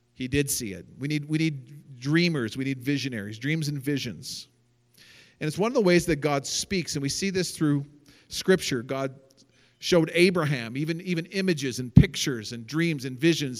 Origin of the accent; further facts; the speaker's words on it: Canada; also born or lived in Seattle, Washington, United States / Richmond, British Columbia / British Columbia / Calgary, Alberta; And I grew up in Canada. I was 10 years old when we moved from Seattle to Richmond.